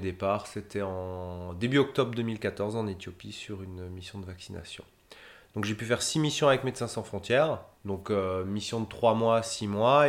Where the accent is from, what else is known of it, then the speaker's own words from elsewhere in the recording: Haut-Rhin, Grand Est, France; je suis du Haut-Rhin, en fait, à la base